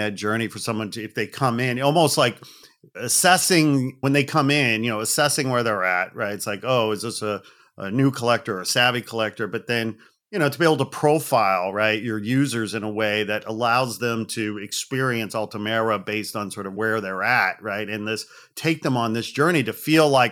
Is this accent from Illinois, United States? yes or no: yes; outside Chicago, Illinois, United States; I grew up outside Chicago and lived in downtown for years and years